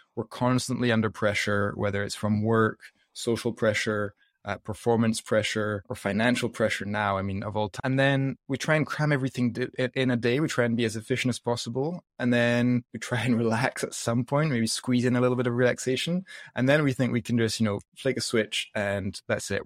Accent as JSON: {"language": "English", "region": "south of France", "country": "France", "tie": "born or raised there", "also_born_or_lived": "Scotland / United States", "accent": "mixed up accent", "moved": "yes", "said": "I grew up in the south of France, like, always surrounded by fresh, healthy food"}